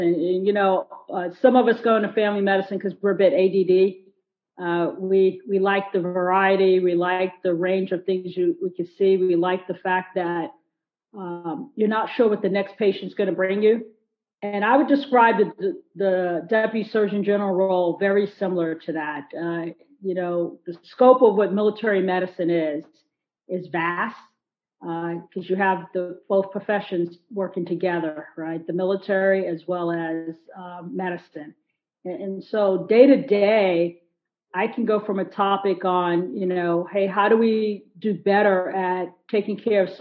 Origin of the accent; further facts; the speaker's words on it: New York, United States; I grew up in New York